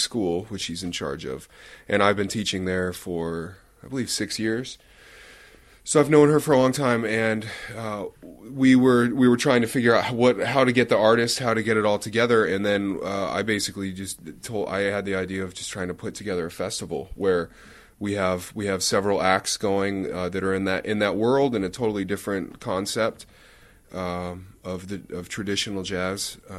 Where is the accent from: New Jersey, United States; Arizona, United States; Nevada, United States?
Nevada, United States; Reno; When I grew up in Reno